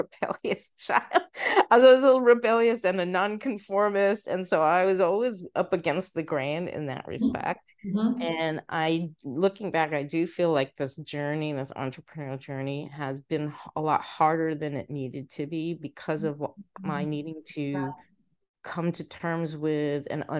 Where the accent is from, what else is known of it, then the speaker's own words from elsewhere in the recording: New York City, New York, United States; also born or lived in Egypt; we moved to the States when I was about a year old. We moved to New York City and I grew up there